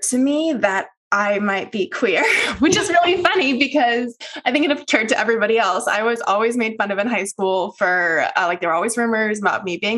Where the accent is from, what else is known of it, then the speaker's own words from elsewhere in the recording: the South, United States; I grew up in the South, the very conservative South in the United States